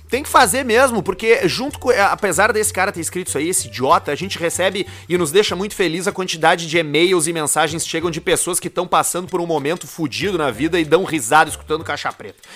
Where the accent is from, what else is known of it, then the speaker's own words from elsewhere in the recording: Northeast Region, Brazil; now in Rio Grande do Sul, Brazil; a gente é nordestino, né? Nordestino